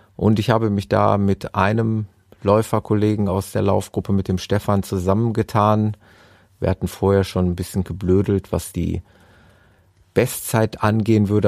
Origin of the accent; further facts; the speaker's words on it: Gelsenkirchen, North Rhine-Westphalia, Germany; in meiner Heimatstadt Gelsenkirchen